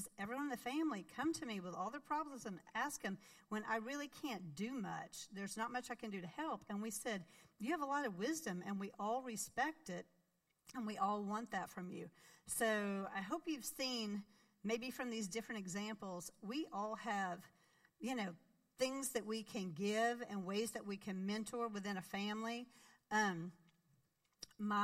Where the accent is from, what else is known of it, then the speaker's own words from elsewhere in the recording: Arkansas, United States; moved away as an adult; I grew up in Arkansas